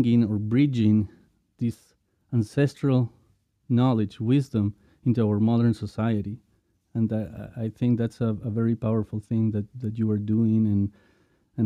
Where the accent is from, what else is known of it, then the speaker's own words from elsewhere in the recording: Lima, Peru; I was born in Lima as well, you know, in the city